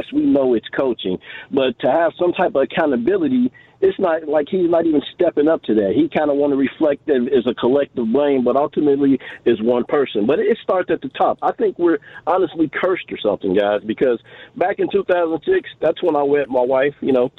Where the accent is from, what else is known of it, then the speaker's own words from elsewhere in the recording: Kansas City, United States; Kansas City. I'm from Kansas City.